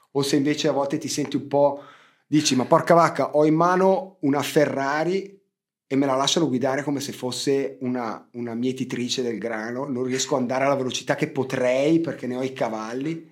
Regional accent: Ticino, Switzerland; io da svizzero

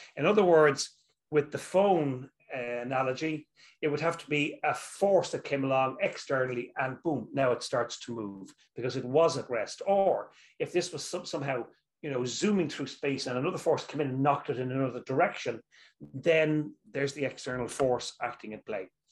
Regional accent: Dublin, Leinster, Ireland; also born or lived in Dundee, Scotland; where I'm from, I'm from Dublin, Ireland.

